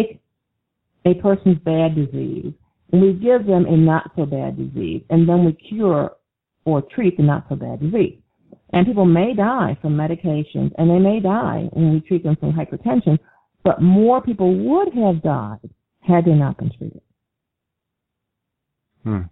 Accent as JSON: {"language": "English", "town": "Syracuse", "region": "New York", "country": "United States", "tie": "born or raised there", "said": "I moved back to Syracuse, which is my hometown"}